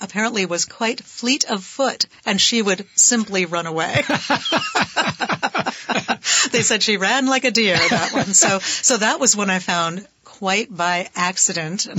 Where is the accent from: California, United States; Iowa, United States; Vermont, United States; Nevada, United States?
Vermont, United States; Burlington; We did live in other places, but I was born in Burlington. Mm-hmm. We came back. I grew up in the Old North End.